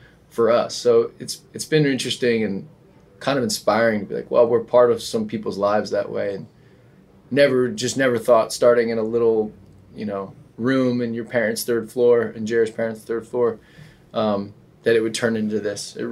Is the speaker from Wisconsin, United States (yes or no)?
no; New Jersey, United States; moved away; also born or lived in New York / Denver; growing up in New Jersey